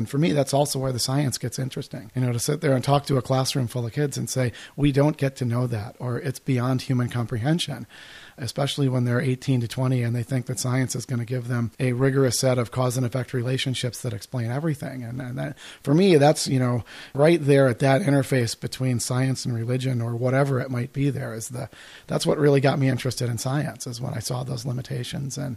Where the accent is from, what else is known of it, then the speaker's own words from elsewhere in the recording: Midwest, United States; moved away as an adult; also born or lived in Colorado; as a kid growing up in the Midwest